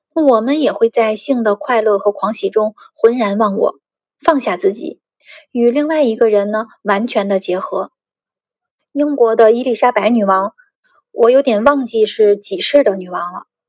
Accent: China; 我们中国人

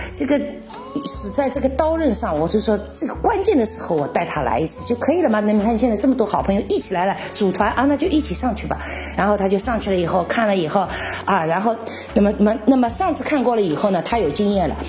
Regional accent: Shanghai, China; also born or lived in Czech Republic; 我们上海人以前不叫煎饼果子， 叫包脚布

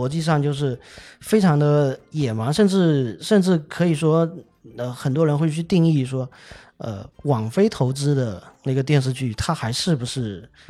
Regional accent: China; 我们中国人也玩

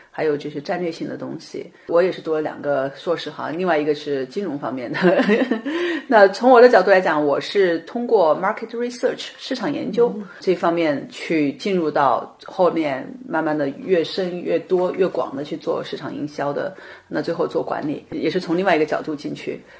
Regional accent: China; moved away as an adult; now in United States; 我们作为中国人，在美国或者在其他的国家语言不同

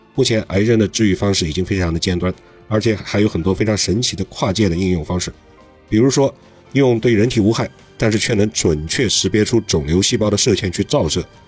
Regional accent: China; 我们中国人

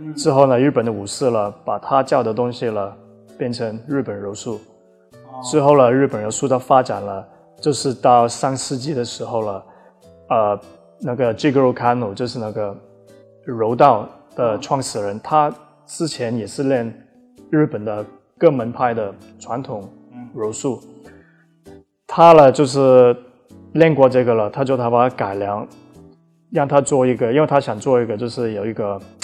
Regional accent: Australia; also born or lived in Taiwan; now in Shanghai, China; 我是在澳大利亚长大的

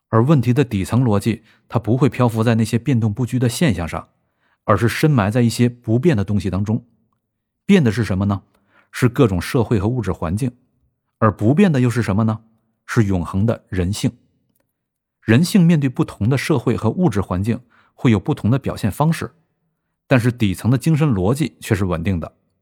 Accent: China; 我们作为中国人

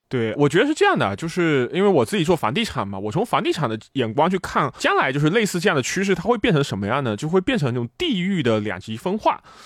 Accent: China; now in Japan; 这个我觉得对于我作为一个中国人来说确实特别的不可思议

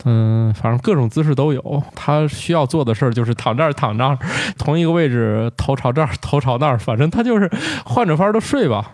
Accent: Northeast China, China; 我的老家东北

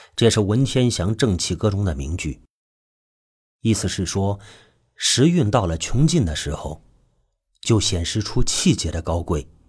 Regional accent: China; 我们中国人

